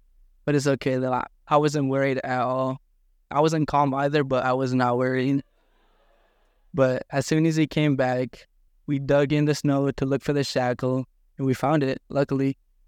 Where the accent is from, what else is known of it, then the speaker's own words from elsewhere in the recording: Buckland, Alaska, United States; also born or lived in Kotzebue; I'm from Kotzebue, but I also grew up in a village called Buckland, Alaska, and this is where the story takes place.